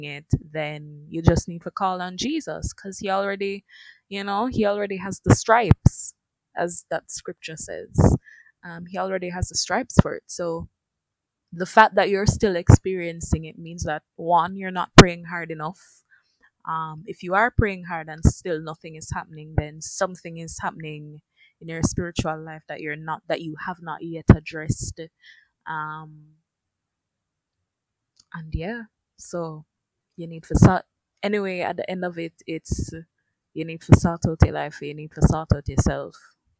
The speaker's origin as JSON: {"language": "English", "country": "Jamaica", "said": "as Jamaicans"}